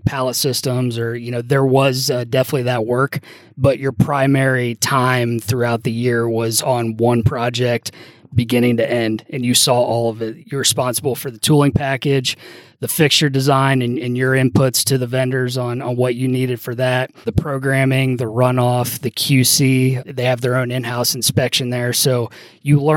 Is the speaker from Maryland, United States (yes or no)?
no; Cincinnati, Ohio, United States; I'm from Cincinnati